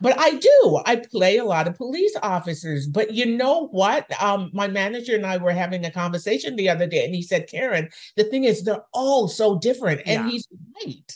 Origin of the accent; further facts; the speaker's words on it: Jamaica; now in Canada; I was raised in Jamaica